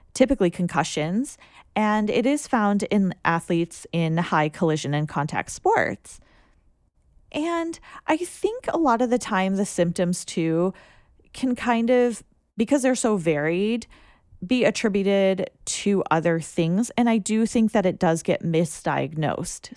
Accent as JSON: {"language": "English", "country": "United States", "said": "as an American"}